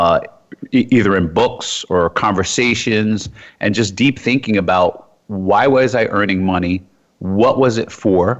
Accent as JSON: {"language": "English", "town": "Jersey City", "region": "New Jersey", "country": "United States", "tie": "born or raised there", "also_born_or_lived": "Iowa / New York / U.S. Virgin Islands", "moved": "as an adult", "said": "I grew up in Jersey City, New Jersey."}